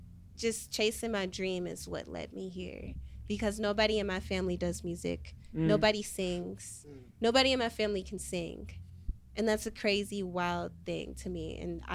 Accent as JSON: {"language": "English", "town": "St. Louis", "region": "Missouri", "country": "United States", "moved": "yes", "lives_now": "Chicago, United States", "said": "I am from St. Louis as well."}